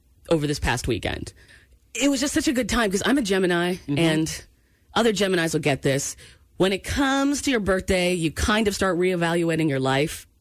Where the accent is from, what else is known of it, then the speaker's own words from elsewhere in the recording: Maine, United States; I grew up in Maine